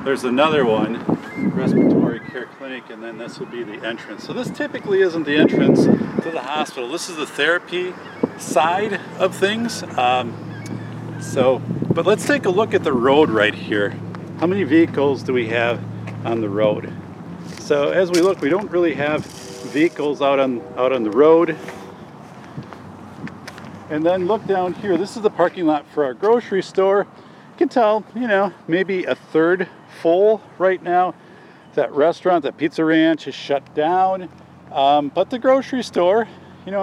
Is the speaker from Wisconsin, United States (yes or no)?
yes; southern Wisconsin, United States; an elementary school in my hometown